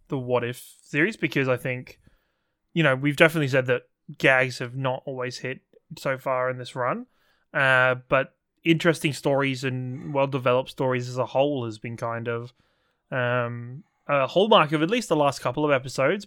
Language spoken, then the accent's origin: English; England, United Kingdom; as an English person.